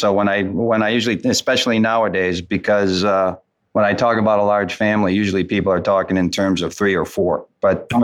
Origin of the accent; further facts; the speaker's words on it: Wisconsin, United States; I was born and raised in Wisconsin.